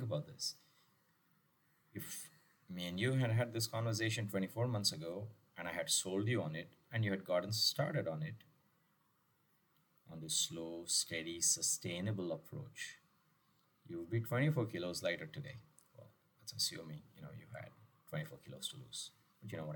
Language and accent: English; Chennai, Tamil Nadu, India; my hometown of Madras